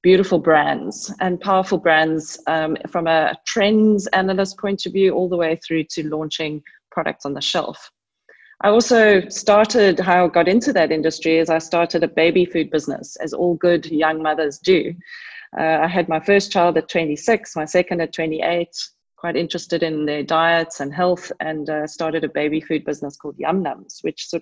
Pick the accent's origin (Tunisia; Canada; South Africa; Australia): South Africa; Pretoria, Gauteng; I grew up in Pretoria.